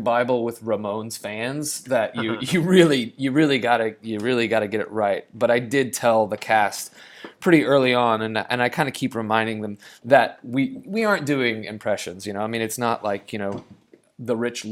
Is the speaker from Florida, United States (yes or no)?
no; Oklahoma City, Oklahoma, United States; moved away as an adult; also born or lived in New York / Los Angeles; I was born and raised in Oklahoma City, and have lived in New York and in Los Angeles